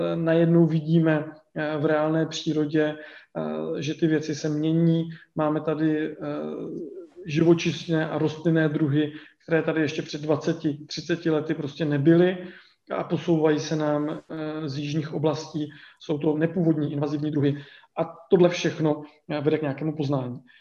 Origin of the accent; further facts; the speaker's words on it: Vysočina Region, Czechia; já jsem jako dítě, protože pocházím z Vysočiny, já jsem na vesnici eh, vyrůstal